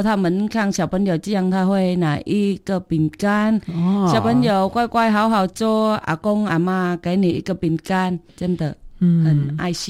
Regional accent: Vietnam; Chinese is a second language; moved away as an adult; also born or lived in Taiwan; now in Dawu, Taitung, Taiwan; 我是越南人，我嫁来台湾十九年。

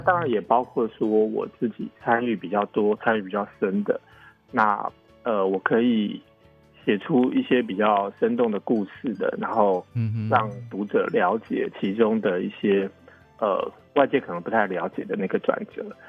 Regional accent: Taiwan; moved away as an adult; now in Taipei, Taiwan; 我以嗯。前也不是在台北长大，然后我也不是，嗯，嗯，嗯，嗯。呃，在台北念书

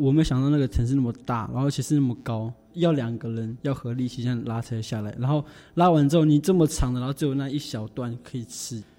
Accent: Yilan County, Taiwan; 哦，我是宜兰的泰雅族，

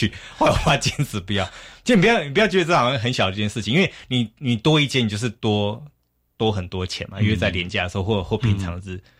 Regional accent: Taiwan; 那我们台湾人常常会觉得说，尽量用最少的钱做到什么什么效果。

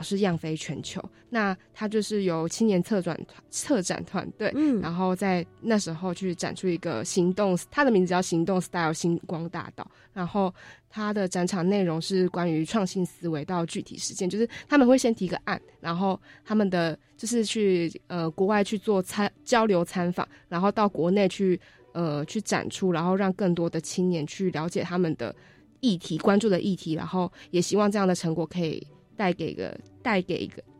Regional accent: Taichung, Taiwan; now in Taipei, Taiwan; 因为我是都市小孩，然后我就觉得，其实我从台中的都市搬到台北的都市读书，我不觉得说城乡差距有很大的影响。

